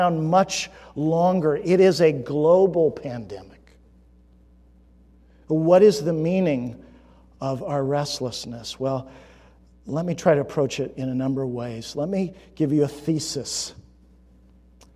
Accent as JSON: {"language": "English", "region": "California", "country": "United States", "tie": "born or raised there", "said": "I grew up in California, so hiking meant Sierra Nevadas"}